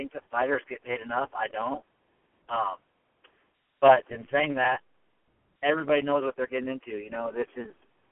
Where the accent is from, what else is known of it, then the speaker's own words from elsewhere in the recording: Davenport, Iowa, United States; now in Denver, United States; I'm from Davenport, Iowa